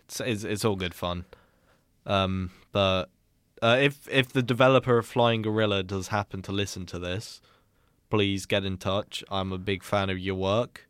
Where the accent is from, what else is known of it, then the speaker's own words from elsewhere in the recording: United Kingdom; as a British person who's never been to America